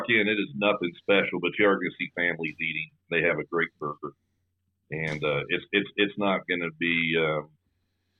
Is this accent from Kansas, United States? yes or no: yes; Topeka, Kansas, United States; I grew up in North Topeka, which was a little bit more rural.